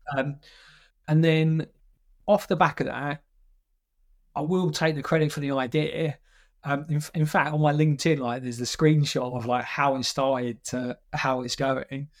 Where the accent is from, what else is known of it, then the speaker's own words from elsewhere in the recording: Essex, East of England, United Kingdom; I'm, I'm from Essex